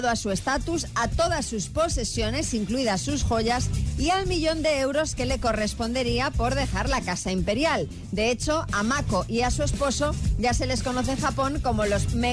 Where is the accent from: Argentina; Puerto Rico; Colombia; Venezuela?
Argentina; moved away as an adult; now in Pamplona, Spain; nosotros somos argentinos y vinimos de viaje de novios a, a Pamplona, Navarra.